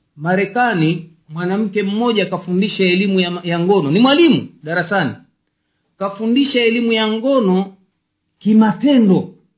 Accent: Tanzania; moved away; nchi yetu tanzania

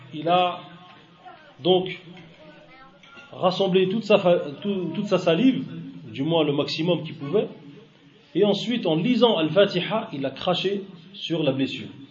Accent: Algeria; moi j'habite dans une région, en Algérie, où il y en a beaucoup, c'est une région désertique

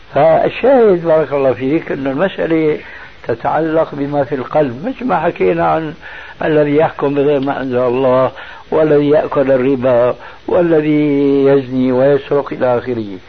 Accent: Syria; عندنا في سوريا

